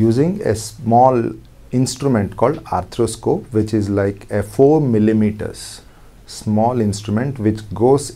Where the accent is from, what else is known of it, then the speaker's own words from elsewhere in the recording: Hyderabad, Telangana, India; I came back to Hyderabad, my hometown